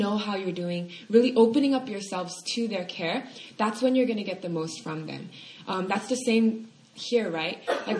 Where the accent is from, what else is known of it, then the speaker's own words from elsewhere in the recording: California, United States; moved away; I'm from California